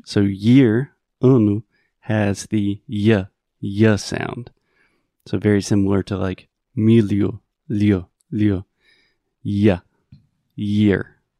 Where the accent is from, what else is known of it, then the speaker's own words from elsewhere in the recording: Spartanburg, South Carolina, United States; moved away; in my hometown of Spartanburg